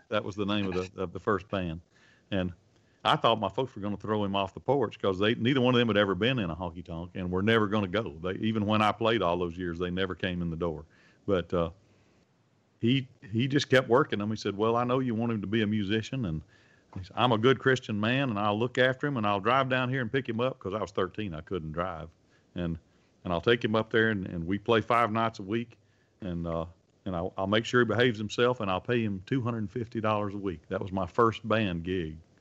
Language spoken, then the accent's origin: English; Belmont, Mississippi, United States; also born or lived in Red Bay, Alabama / Sheffield; now in Nashville, United States; we're both from Mississippi and we're both storytellers